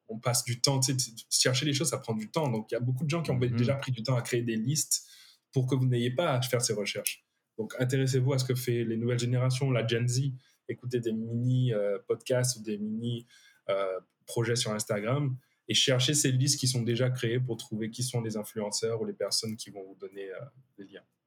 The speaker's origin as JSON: {"language": "French", "country": "Guadeloupe", "moved": "yes", "said": "on vient de Guadeloupe"}